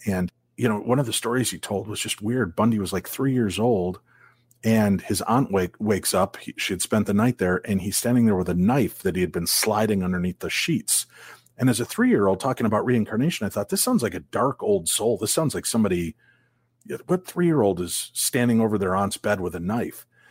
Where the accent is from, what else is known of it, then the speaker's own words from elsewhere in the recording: Illinois, United States; now in Minnesota, United States; I grew up in Illinois